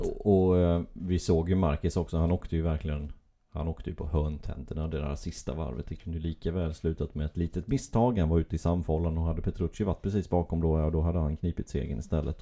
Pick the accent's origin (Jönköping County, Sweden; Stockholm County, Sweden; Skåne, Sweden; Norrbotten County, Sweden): Jönköping County, Sweden; Gislaved; Det är ju min hemstad, Gislaved